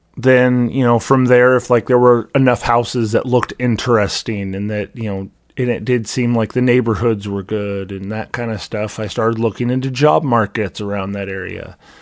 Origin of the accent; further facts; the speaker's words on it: Vancouver, Washington, United States; moved away as an adult; also born or lived in Seattle, Washington / Missouri; now in Iowa, United States; I lived for thirty-some-odd years in Vancouver, Washington. I don't remember anything other than Vancouver, Washington. Um, you know, I was five, maybe six when we moved there